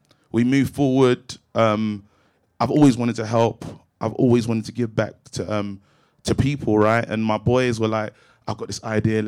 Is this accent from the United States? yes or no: no; London, United Kingdom; I grew up in Brixton, but my situation was different